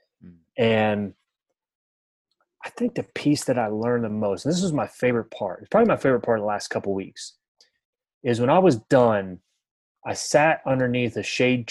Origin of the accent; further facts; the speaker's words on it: Maryland, United States; moved away as an adult; also born or lived in West Virginia; now in Indianapolis, United States; I grew up in Maryland, went to a little Division II school in West Virginia